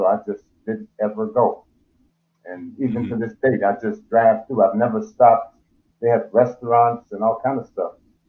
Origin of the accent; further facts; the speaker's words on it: Cleveland, Ohio, United States; I lived on the east side in Cleveland.